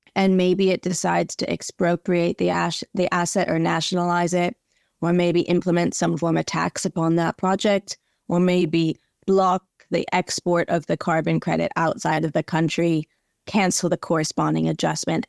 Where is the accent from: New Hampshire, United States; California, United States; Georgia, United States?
California, United States; Southern; moved away as an adult; also born or lived in North Carolina; I grew up in Southern California, very much outside, always out on the beach.